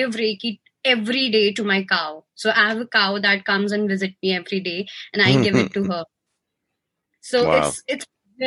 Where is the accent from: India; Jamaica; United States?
India; I'm from India